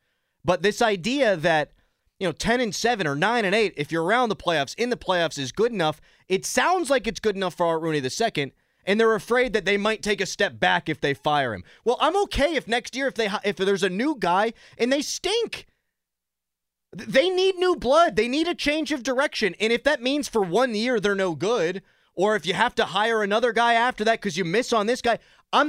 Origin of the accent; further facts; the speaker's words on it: Mount Lebanon, Pennsylvania, United States; I grew up in Mount Lebanon.